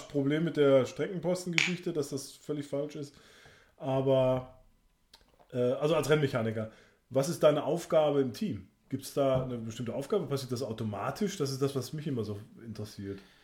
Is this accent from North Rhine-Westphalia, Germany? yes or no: yes; Sauerland, North Rhine-Westphalia, Germany; bei uns äh? im Sauerland